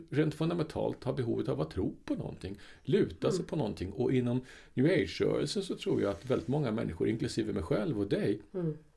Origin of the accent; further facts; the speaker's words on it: England, United Kingdom; jag kommer ju då från England där, och det samhället är ju väldigt eklektiskt.